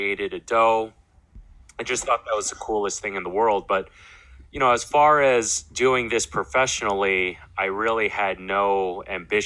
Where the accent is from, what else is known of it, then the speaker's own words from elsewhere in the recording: New York City, New York, United States; also born or lived in Brooklyn, New York; I'm born and raised in New York, Queens, to be more specific. I'm a Queens boy, but also grew up a lot in Brooklyn